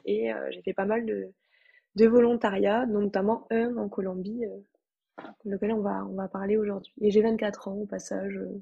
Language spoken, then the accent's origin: French; Toulouse, Occitania, France; je suis française, toulousaine